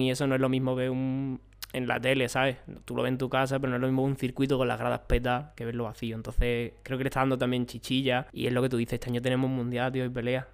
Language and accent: Spanish; Moguer, Andalusia, Spain; moved away as an adult; also born or lived in Mazagón; now in Granada, Spain; en Mazagón es donde estoy en verano plan, yo soy de Mogué